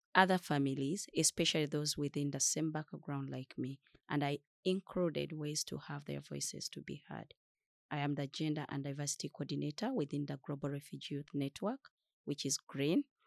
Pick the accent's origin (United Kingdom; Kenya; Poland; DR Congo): DR Congo; also born or lived in Uganda; now in Stockholm, Sweden; I'm a refugee from Democratic Republic of Congo. I lived in Chakatu refugee settlement in Uganda for five years, currently living in Stockholm, Sweden